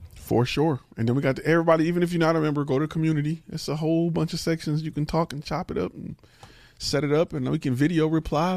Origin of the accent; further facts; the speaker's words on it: Detroit, Michigan, United States; I'm from Detroit